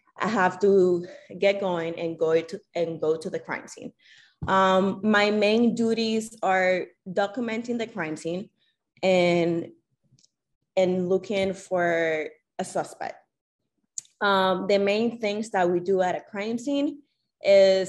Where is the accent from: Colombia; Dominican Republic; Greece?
Dominican Republic; moved away as an adult; I'm from the Dominican Republic. So I did my high school years in the Dominican Republic